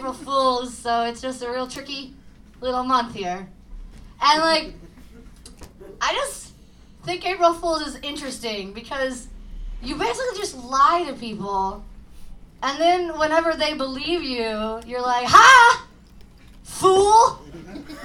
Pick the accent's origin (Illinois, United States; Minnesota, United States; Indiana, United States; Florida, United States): Illinois, United States; East Side, near East St. Louis; I know I'm in South City right now, but I'm actually from the East Side. Like, right next to East St. Louis